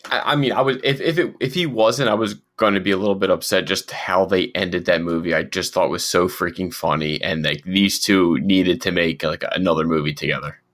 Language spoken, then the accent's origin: English; Philadelphia, Pennsylvania, United States; we're from Philadelphia